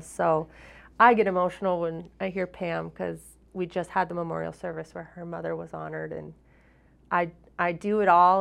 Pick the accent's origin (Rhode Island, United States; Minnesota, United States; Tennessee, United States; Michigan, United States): Minnesota, United States; moved away as an adult; now in Vermont, United States; I'm from Minnesota